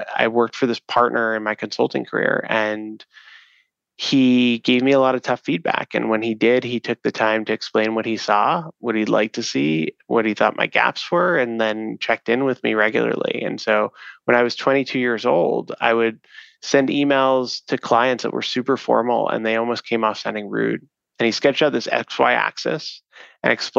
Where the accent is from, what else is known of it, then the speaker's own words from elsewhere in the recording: New York City, New York, United States; moved away as an adult; now in Chicago, United States; growing up in New York City